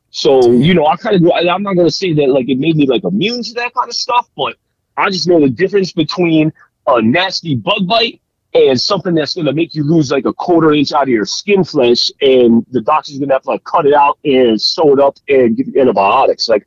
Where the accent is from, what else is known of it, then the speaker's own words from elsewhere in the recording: Florida, United States; I grew up in Florida, dog. I grew up in Florida.